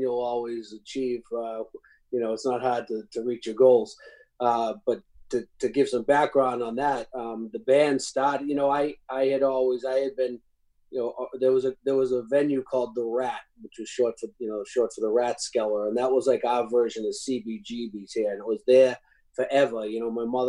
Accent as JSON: {"language": "English", "town": "Boston", "region": "Massachusetts", "country": "United States", "tie": "born or raised there", "said": "growing up in Boston"}